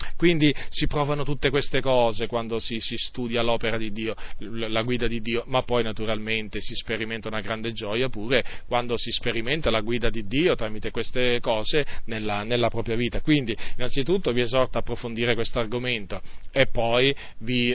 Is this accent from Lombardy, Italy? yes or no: yes; province of Varese, Lombardy, Italy; moved away; là da dove vengo io, dalla provincia di Varese